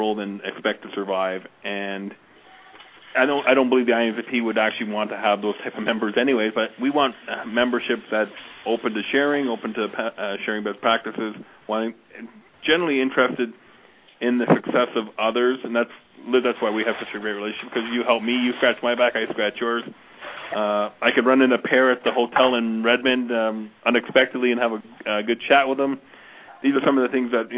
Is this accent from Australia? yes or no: no; Calgary, Alberta, Canada; a small ISV partner here in my hometown of Calgary